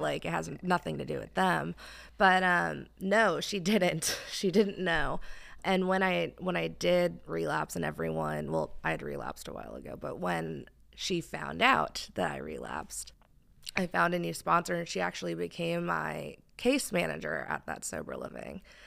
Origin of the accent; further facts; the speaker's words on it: New Jersey, United States; moved away as an adult; now in Texas, United States; I am originally from New Jersey. Um, so being in Texas is still wild to me.